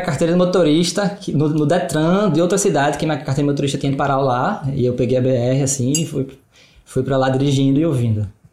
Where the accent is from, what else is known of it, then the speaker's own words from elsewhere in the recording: Recife, Pernambuco, Brazil; A gente é de Recife